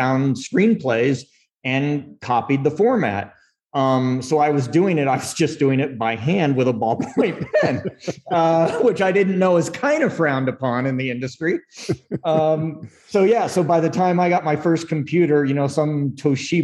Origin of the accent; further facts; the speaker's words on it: Phoenix, Arizona, United States; Arizona, born and raised in like the Phoenix, Scottsdale area